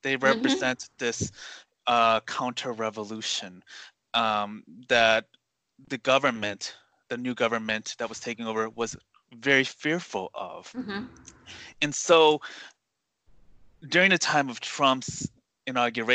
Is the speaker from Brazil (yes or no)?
no; United States; I was born in the U.S.